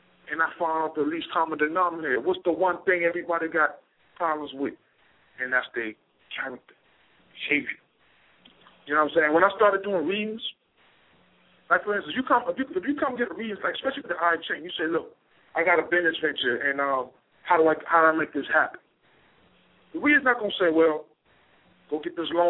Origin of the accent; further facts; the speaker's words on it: Charleston, South Carolina, United States; I grew up in Charleston, South Carolina